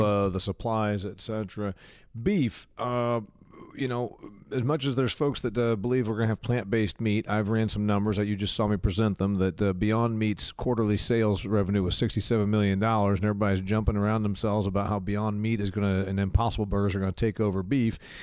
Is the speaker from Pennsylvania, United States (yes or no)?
no; Indiana, United States; Indiana, my home state